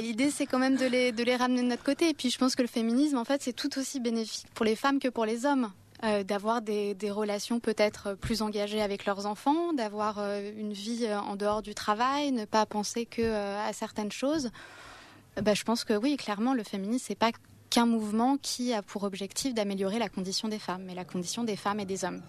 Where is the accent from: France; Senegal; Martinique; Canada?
Canada; je suis canadienne